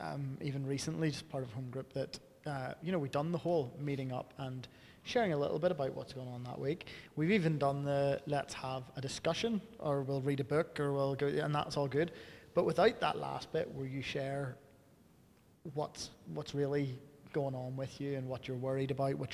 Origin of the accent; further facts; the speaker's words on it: Northern Ireland, United Kingdom; I'm Northern Irish.